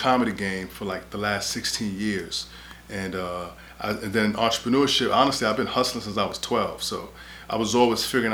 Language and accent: English; New York City, New York, United States; growing up in New York City where I'm from